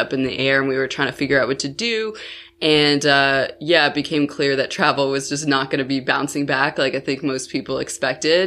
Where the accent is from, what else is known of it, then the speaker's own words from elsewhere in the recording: Buffalo, New York, United States; moved away as an adult; when I was eight, my family moved to Buffalo, New York, which is, like, on the opposite side of New York State